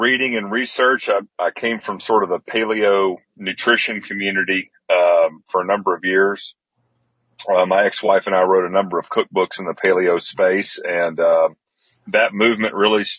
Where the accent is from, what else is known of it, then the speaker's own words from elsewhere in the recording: Athens, Tennessee, United States; also born or lived in Atlanta, Georgia; my hometown here in Athens, Decatur, Tennessee